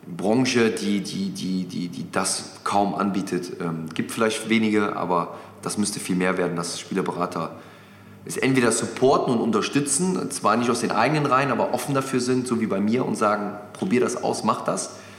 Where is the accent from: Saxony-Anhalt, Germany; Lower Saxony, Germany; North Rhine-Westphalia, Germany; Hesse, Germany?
North Rhine-Westphalia, Germany; Mönchengladbach; moved away as an adult; now in Hamburg, Germany; Gladbach ist meine Heimat